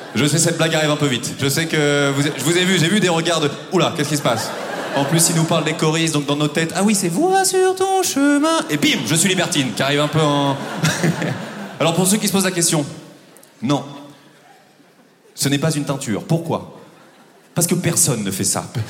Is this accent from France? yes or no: yes; Normandy, France; moved away; also born or lived in Paris; je viens de Normandie